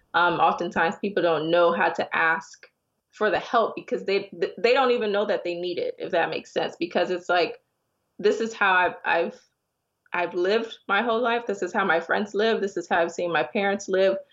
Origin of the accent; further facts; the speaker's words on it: Miami, Florida, United States; moved away as an adult; also born or lived in Connecticut / Ghana; I'm originally from Miami, but I'd moved up to Connecticut